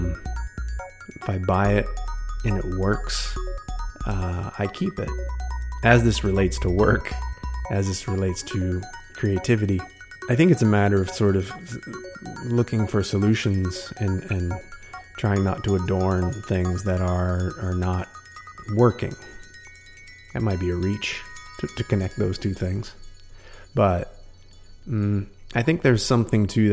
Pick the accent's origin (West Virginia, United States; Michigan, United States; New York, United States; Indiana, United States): West Virginia, United States; moved away as an adult; now in San Francisco, United States; my hometown back in West Virginia